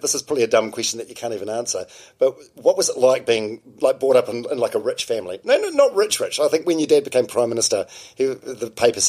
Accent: Palmerston North, Manawatū-Whanganui, New Zealand; I was growing up in Palmerston North in the 80s

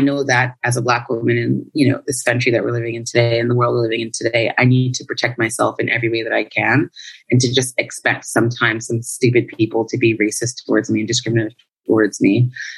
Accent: New York, United States; moved away as an adult; now in Paris, France; growing up in New York as the, you know, Jamaican and the child of Jamaican immigrants, I always considered myself Jamaican American

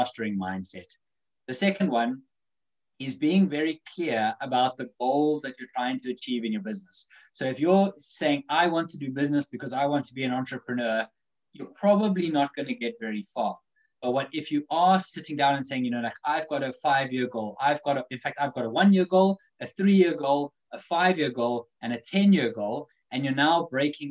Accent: South Africa; now in United Kingdom; growing up in Africa

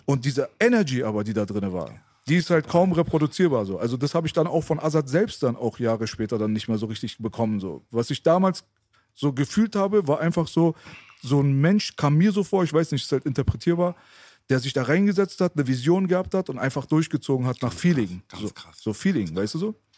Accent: Berlin, Germany; also born or lived in Friedenau / Lankwitz; Ich bin in Kreuzberg auf, aufgewachsen

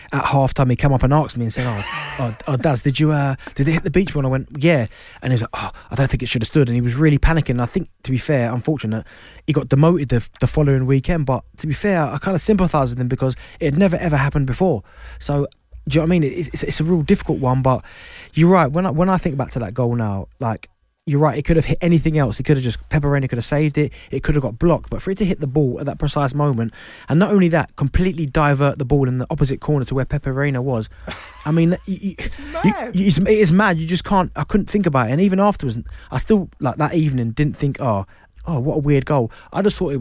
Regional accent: Croydon, London, United Kingdom; I grew up in Croydon, Thornton Heath.

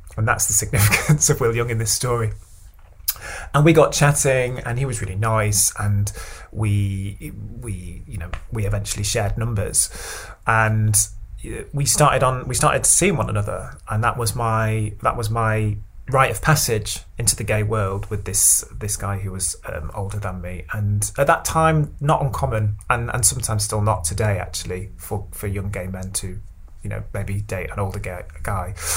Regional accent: Stockport, North West England, United Kingdom; also born or lived in Cheadle; I was uh, growing up in Stockport

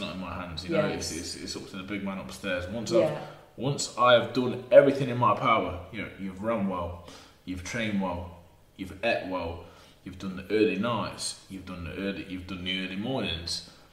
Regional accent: Burton upon Trent, West Midlands, United Kingdom; If we're from Burton on Trent.

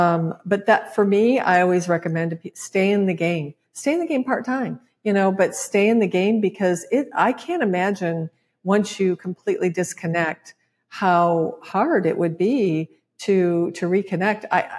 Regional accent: Midwest, United States; And as a Midwesterner, I was like, oh my God, your education, just go for it.

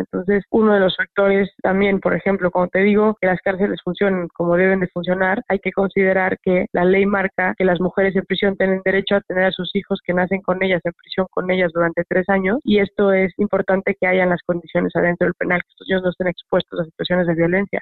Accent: Mexico; pobre de mí como mexicana, que tengo que vivir de esta manera

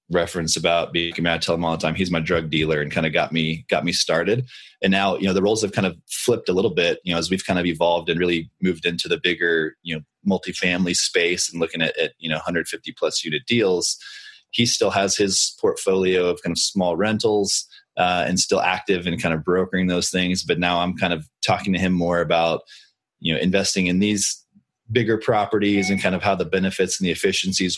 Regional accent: Austin, Texas, United States; I live in Austin, Texas, and I grew up in Austin

